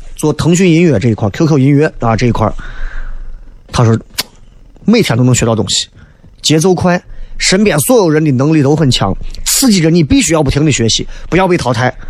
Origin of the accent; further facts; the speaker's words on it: Xi'an, Shaanxi, China; 作为西安人